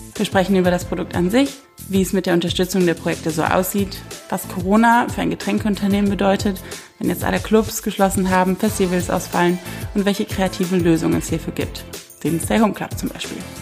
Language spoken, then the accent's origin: German; Rhineland, Germany; ich als Rheinländerin